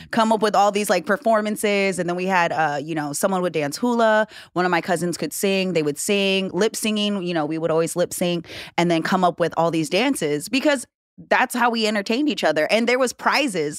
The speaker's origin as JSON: {"language": "English", "region": "Hawaii", "country": "United States", "tie": "born or raised there", "said": "I'm from Hawaii"}